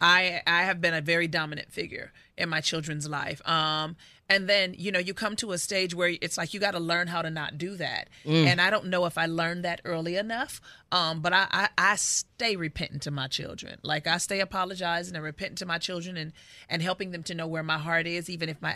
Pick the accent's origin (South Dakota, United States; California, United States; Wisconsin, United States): California, United States; Inglewood; I grew up in Inglewood